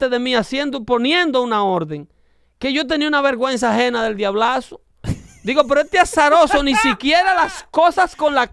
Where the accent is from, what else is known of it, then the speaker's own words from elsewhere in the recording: Dominican Republic; now in United States; yo como dominicano me doy la licencia de hablarle a mi gente así.